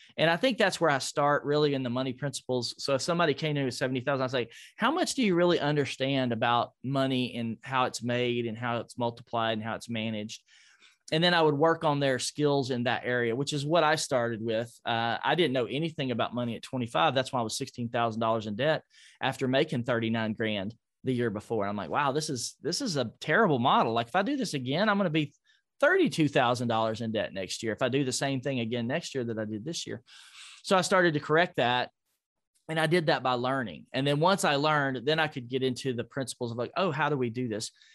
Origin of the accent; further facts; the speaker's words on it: Nashville, Tennessee, United States; Nashville, my hometown